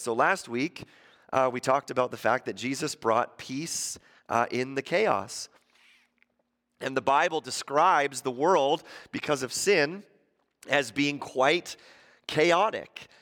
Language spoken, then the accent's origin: English; Ontario, Canada; moved away; I grew up in Ontario.